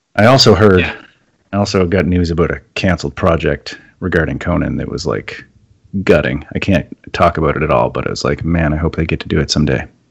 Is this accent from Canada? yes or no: yes; Canada; I'm Canadian